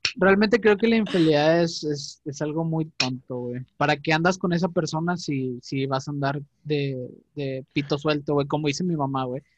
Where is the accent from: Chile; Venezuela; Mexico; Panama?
Mexico; somos los mexicanos